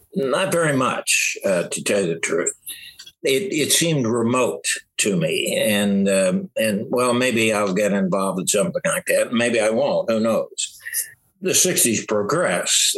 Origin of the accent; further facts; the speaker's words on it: Southeast Missouri, United States; I'm from Southeast Missouri